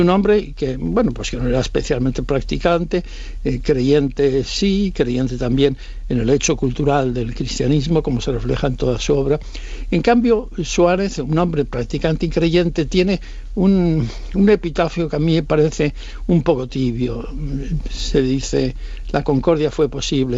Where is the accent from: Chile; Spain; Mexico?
Spain; Bilbao, Basque Country; mi infancia en Bilbao